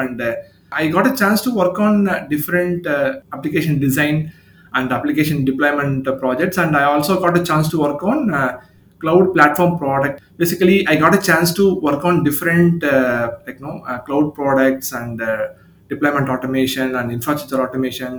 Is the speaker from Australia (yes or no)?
no; Chennai, Tamil Nadu, India; I'm from Chennai, India, based out of Tamil Nadu location in India